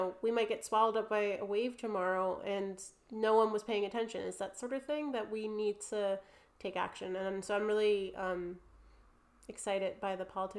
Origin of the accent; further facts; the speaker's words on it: New Jersey, United States; accent: New Jersey; moved away as an adult; now in United Kingdom; With my New Jersey accent